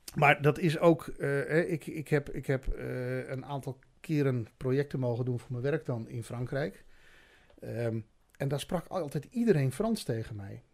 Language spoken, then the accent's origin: Dutch; Friesland, Netherlands; ik kom uit Friesland en drie maanden geleden sprak ik geen woord Haags